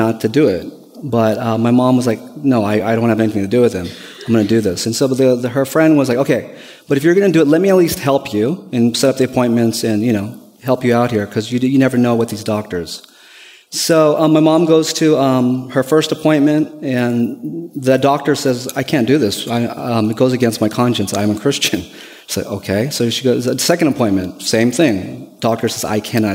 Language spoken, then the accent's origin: English; Bay Area, California, United States; moved away as an adult; Me and my wife, we're originally from the Bay Area, California. We moved here November of last year for the purpose of me going to school